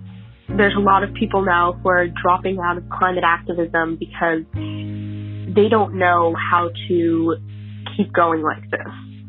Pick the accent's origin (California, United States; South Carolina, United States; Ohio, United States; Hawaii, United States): Hawaii, United States; Kailua; I'm a 16-year-old high school student from Kailua, Hawaii.